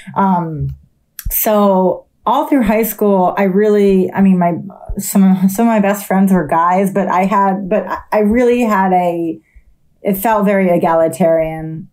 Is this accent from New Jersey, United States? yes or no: yes; New Jersey, United States; I'm from South Jersey.